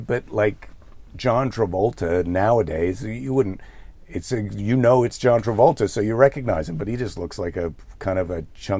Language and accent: English; Iowa, United States; now in California, United States; I'm from Iowa, and you move to California